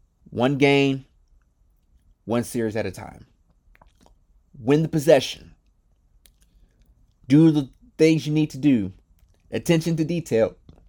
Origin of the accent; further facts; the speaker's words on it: Midwest, United States; It's crazy because growing up a Lakers fan in the Midwest was different.